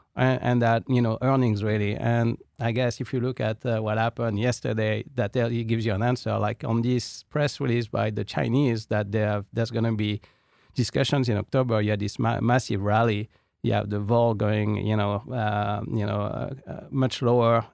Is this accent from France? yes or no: yes; France; accent: French; also born or lived in United Kingdom; now in United States; with my French accent